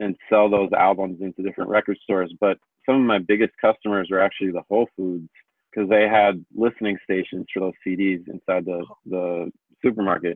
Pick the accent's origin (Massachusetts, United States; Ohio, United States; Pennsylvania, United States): Massachusetts, United States; Amherst; I grew up in Amherst, Massachusetts, in Western Mass